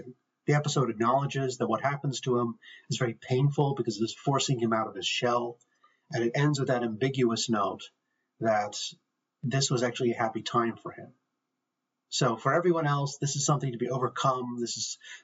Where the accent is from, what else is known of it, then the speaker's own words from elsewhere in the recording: Ireland; I'm from Ireland